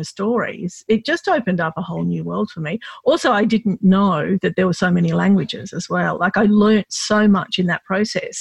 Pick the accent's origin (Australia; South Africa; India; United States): Australia; I was born here, yeah. but when I was growing up, I was definitely considered Lebanese by the community